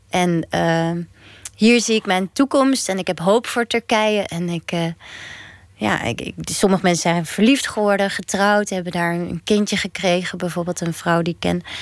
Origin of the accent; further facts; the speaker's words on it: Netherlands; Wij zijn geen buitenlanders, ik ben gewoon een Nederlander. En toch voel ik dat de hele tijd. Dus ik voel me toch een beetje tweederangs burger.